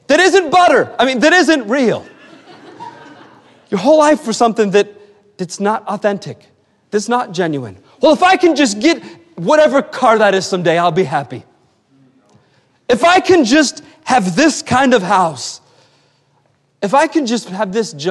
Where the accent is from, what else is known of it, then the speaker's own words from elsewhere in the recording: Western Pennsylvania, United States; now in Massachusetts, United States; I was born and raised in Western Pennsylvania, and I am a proud Western Pennsylvanian